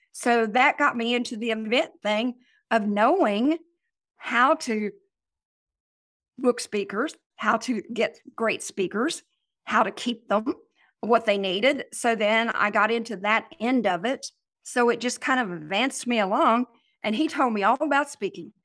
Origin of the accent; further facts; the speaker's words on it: Oklahoma, United States; I'm from Oklahoma